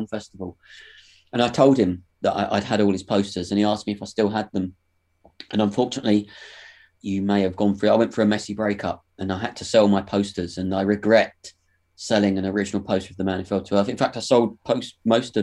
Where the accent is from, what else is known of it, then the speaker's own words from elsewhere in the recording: London, United Kingdom; I grew up in London